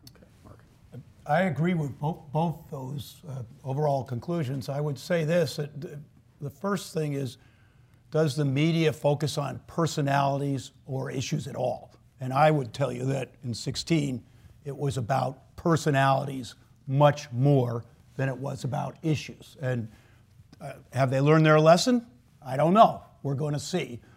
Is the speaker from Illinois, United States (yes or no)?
no; New York, United States; moved away as an adult; I grew up in New York, started in the city in the mid 70s